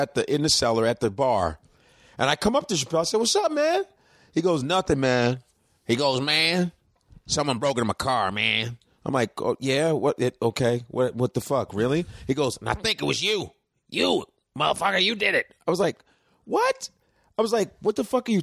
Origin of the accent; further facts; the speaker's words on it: Chicago, Illinois, United States; also born or lived in Lincoln, Nebraska; I was raised in Chicago. I was born there